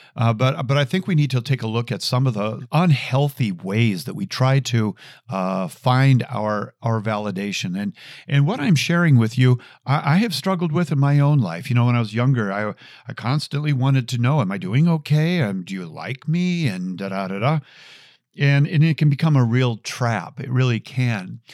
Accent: Chanhassen, Minnesota, United States; I grew up with Prince. Uh, I am from Chanhassen, Minnesota.

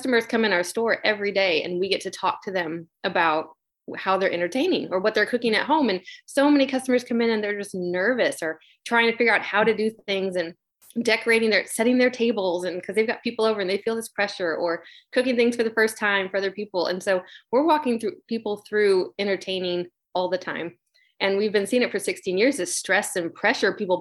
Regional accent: Michigan, United States; also born or lived in Nashville, Tennessee; now in Charleston, United States; I'm from Michigan originally.

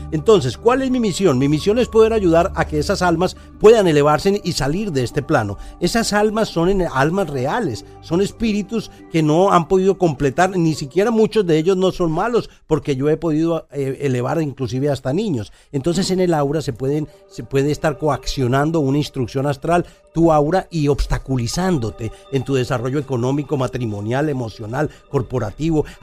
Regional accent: Colombia; cómo fue mi vida cuando en mi infancia en Colombia. Era muy difícil

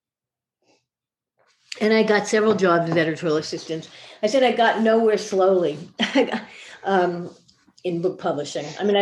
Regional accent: Yonkers, New York, United States; also born or lived in Bronx, New York / Albany, New York / Manhattan, New York; We moved to Yonkers when I was 8, and I lived there until I went to college in Albany

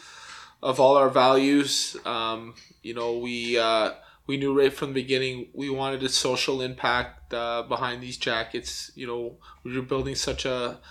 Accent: Bramley, Ontario, Canada; growing up in Bramley in Ontario

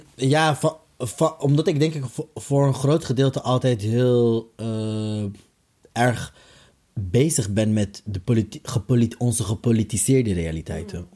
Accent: The Hague, South Holland, Netherlands; geboren en getogen in Den Haag

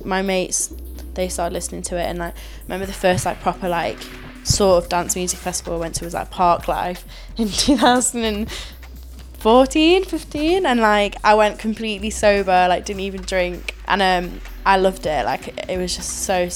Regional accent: Ashbourne, East Midlands, United Kingdom; we're from Ashbourne, like a little town in Derbyshire

